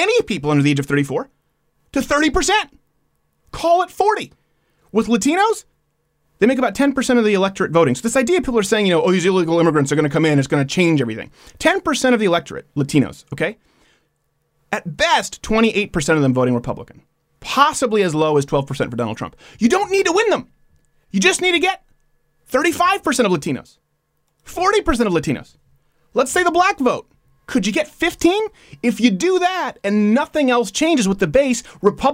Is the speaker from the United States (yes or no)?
no; Montreal, Quebec, Canada; We were raised in Montreal.